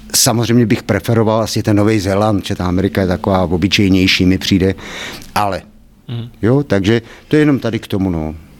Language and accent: Czech; Kladno, Central Bohemian Region, Czechia; Já nejsem kladeňák, Eh, jsem tady z vesnice kousek vedle, ale nakladně jsem vyrost od malička, teda vlastně od jednoho roku.